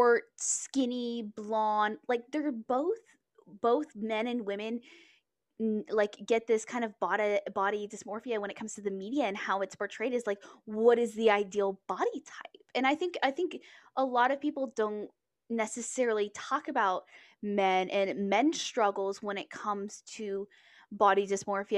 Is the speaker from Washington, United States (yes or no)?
no; Texas, United States; I grew up in Texas.